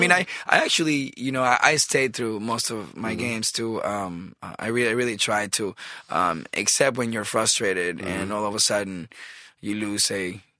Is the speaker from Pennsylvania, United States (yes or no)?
no; California, United States; so I'm also a Raiders fan, you know, because I'm from California